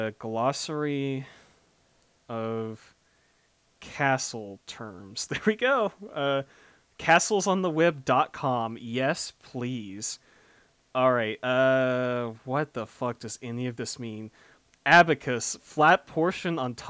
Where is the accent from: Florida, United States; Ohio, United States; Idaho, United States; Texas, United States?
Texas, United States; North Dallas–Fort Worth; I was out and about earlier today putting up these signs around my hometown, and if anyone lives in this very specific subset of North DFW